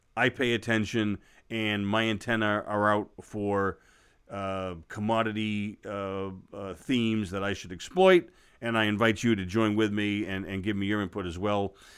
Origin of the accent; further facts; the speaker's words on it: United States; as an American and as an investor